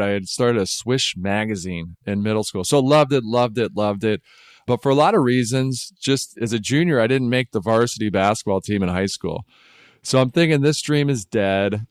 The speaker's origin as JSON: {"language": "English", "town": "Detroit", "region": "Michigan", "country": "United States", "tie": "born or raised there", "said": "I grew up in Detroit"}